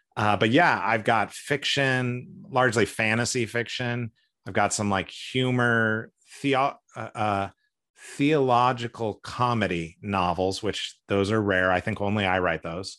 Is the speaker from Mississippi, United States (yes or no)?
no; San Francisco Bay Area, California, United States; moved away as an adult; also born or lived in Connecticut / Missouri / Seattle / Asia; now in Portland, United States; I grew up mostly in California. We moved a bit when I was a kid